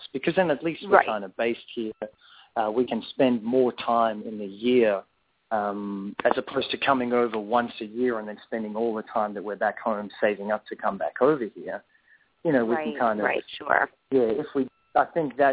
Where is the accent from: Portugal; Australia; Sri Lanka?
Australia; Perth, Western Australia; also born or lived in South Africa; I was actually born in South Africa, and I moved to Perth when I was about two or three. I was born in South Africa, I still grew up here and grew up in Australian culture